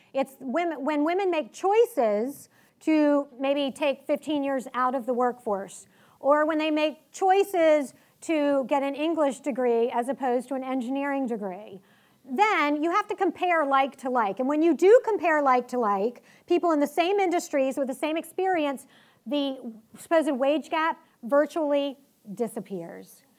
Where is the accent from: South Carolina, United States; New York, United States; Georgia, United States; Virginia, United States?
Virginia, United States; Richmond; I grew up in Richmond